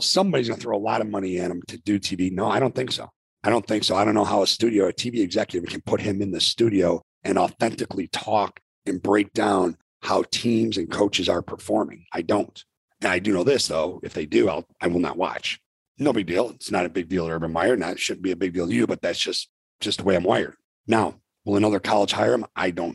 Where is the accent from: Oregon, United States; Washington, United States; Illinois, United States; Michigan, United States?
Illinois, United States; Arlington Heights; We grew up together in Arlington Heights, Illinois